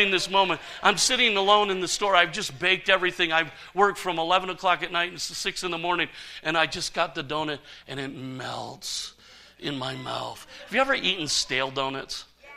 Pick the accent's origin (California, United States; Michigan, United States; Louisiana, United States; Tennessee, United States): Michigan, United States; Saginaw; I was a kid growing up in Michigan